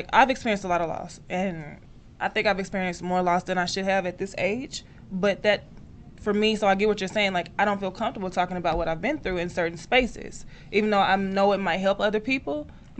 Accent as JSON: {"language": "English", "town": "Dallas", "region": "Texas", "country": "United States", "tie": "born or raised there", "said": "I grew up in the hood. I grew up in Oak Cliff."}